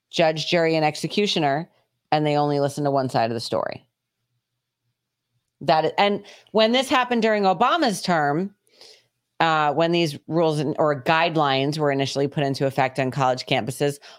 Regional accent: Georgia, United States; I was like, "Hey, we're from Georgia."

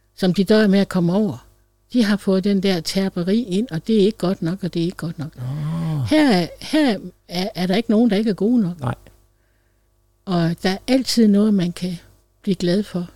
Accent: Læsø, North Denmark Region, Denmark; blev jeg bortadopteret til en præstefamilie på Læsø, hvor jeg voksede op som efternøle ene barn

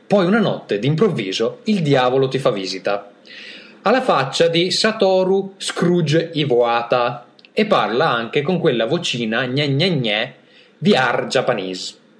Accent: Italy; sono italiano

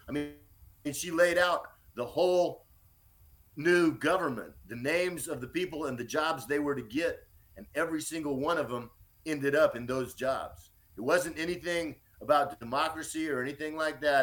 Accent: Austin, Texas, United States; also born or lived in Dallas, Texas; I was born in Austin, Texas, in 1960.

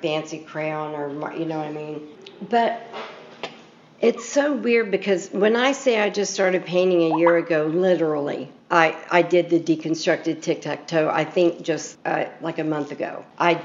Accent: Columbus, Ohio, United States; I'm from Columbus, Ohio

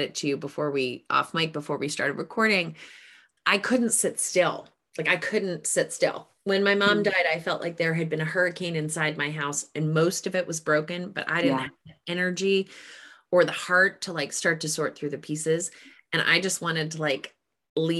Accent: New England, United States; I'm from New England

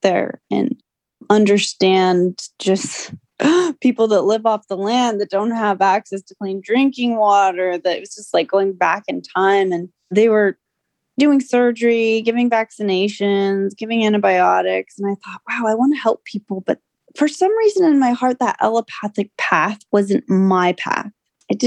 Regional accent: California, United States

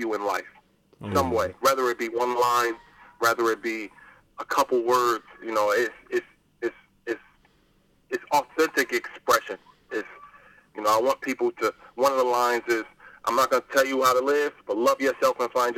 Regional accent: Plainfield, New Jersey, United States; I'm from Plainfield, New Jersey. Our area code is 908.

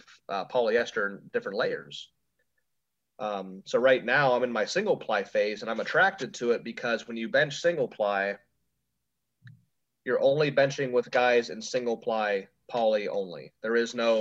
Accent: Ohio, United States; moved away; my hometown, like it was in Cleveland, which was an hour from where I used to live up there in Ohio

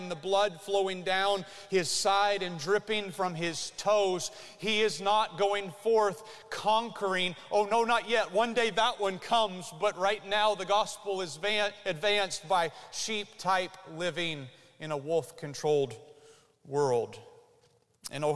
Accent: United States; you and I as Americans

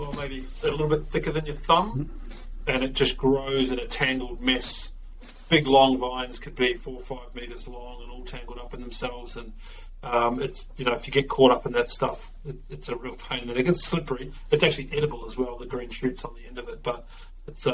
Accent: Bay of Plenty, New Zealand; moved away; So Hamilton's on the other side of the Kaimai Range from where I was brought up in the Bay of Plenty

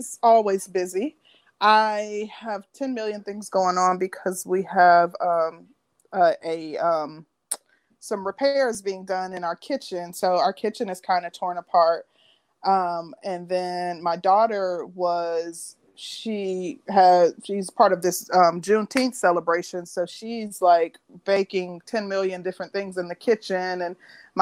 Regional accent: Midwest, United States; I'm from the Midwest

